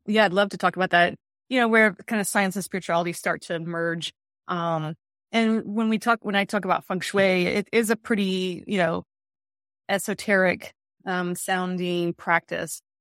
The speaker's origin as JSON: {"language": "English", "region": "the South", "country": "United States", "tie": "born or raised there", "said": "I grew up in the South."}